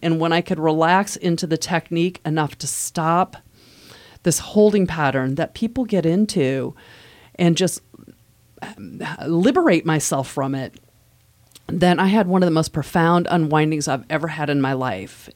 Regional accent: Midwest, United States; moved away as an adult; now in Virginia, United States; I'm from the Midwest. We don't have an accent there

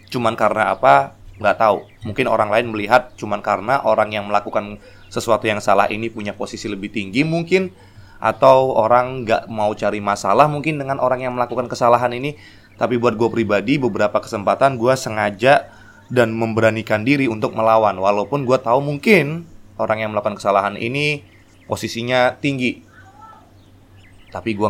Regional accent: Medan, North Sumatra, Indonesia; Yang kedua adalah waktu gue dari Medan. Dari Medan pulang liburan, Christmas, tahun baru gue pulang.

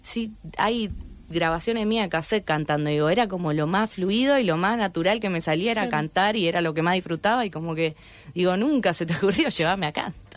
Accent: Santa Fe, Argentina; yo soy de zona sur, tengo 26 años

